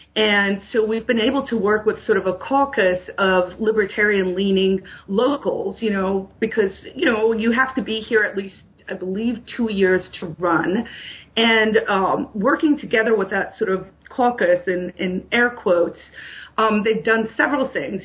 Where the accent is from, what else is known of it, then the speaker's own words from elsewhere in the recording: South Africa; moved away as an adult; now in New Hampshire, United States; I'm I'm an immigrant. I moved to America from South Africa. I grew up in a police state under the apartheid regime